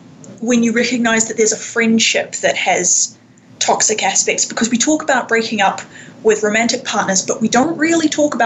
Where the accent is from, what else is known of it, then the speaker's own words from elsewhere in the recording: Wellington, New Zealand; moved away as an adult; now in Vancouver, Canada; I grew up in Wellington, New Zealand, and I moved to Canada, about 3.5 years ago, after having previously been here for a semester exchange at university. So I've been sort of back and forth between Canada and New Zealand a bit over the last few years.